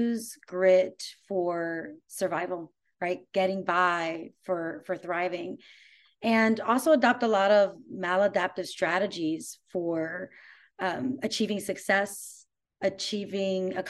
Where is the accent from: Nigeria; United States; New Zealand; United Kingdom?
United States; New York; moved away as an adult; now in Austin, United States; I'm originally from New York, but I moved here about 3 years ago